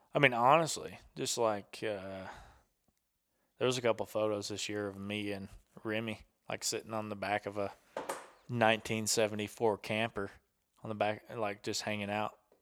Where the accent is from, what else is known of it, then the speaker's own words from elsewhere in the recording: the South, United States; I'm from the South, and I was in the military for six years